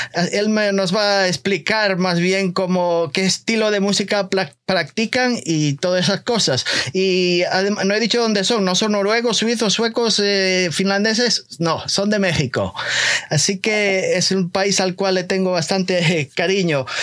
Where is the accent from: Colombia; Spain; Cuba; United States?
Spain; Galicia; yo soy eh, español eh, de Galicia